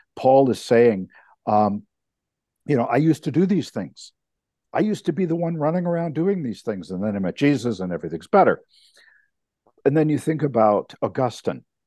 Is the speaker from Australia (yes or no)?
no; Canada; as a Canadian